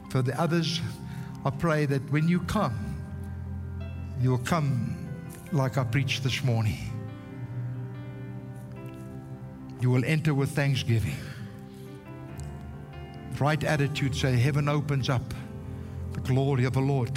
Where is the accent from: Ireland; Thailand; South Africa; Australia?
South Africa; first language Afrikaans; English is a second language; I can't even speak English properly because I'm a South African Afrikaner. I was born Afrikaans